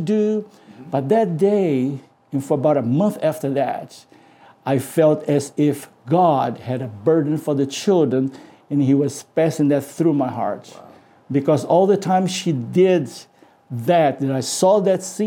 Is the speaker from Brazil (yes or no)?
yes; Brazil; moved away; I was from Brazil